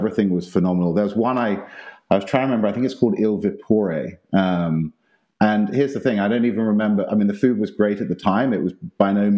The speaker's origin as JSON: {"language": "English", "region": "South East England", "country": "United Kingdom", "tie": "born or raised there", "moved": "yes", "lives_now": "Austin, United States", "said": "growing up in England, we used to go down to Italy and the south of France each summer"}